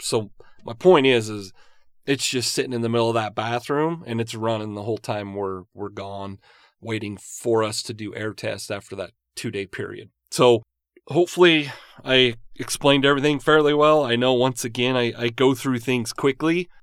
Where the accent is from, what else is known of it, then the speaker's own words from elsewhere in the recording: Utah, United States; I grew up in Utah